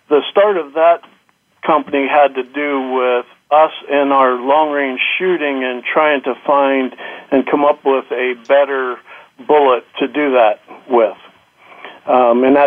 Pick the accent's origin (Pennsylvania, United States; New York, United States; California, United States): Pennsylvania, United States; I grew up in Pennsylvania, been here all my life